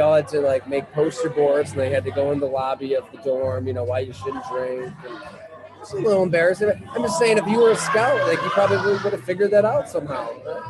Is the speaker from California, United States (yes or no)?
no; Ellicottville, New York, United States; Growing up in Ellicottville.